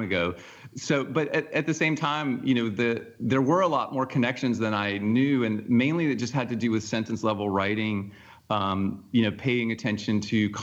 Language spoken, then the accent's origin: English; Forsyth County, Georgia, United States; moved away; I grew up in Forsyth County. My parents moved there in 1977 when I was 7 years old